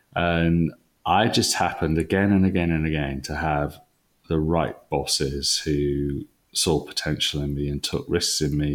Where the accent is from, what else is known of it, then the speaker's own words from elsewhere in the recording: Wales, United Kingdom; moved away as an adult; now in England; I'm I'm a Welshman, and um, you always take that with you.